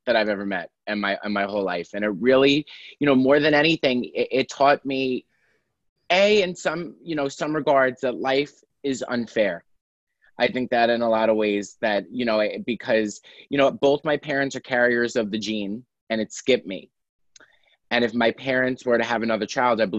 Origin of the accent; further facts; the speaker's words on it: New York City, New York, United States; now in Los Angeles, United States; I'm a comedian from Staten Island, New York. And hey. I live in Los Angeles now.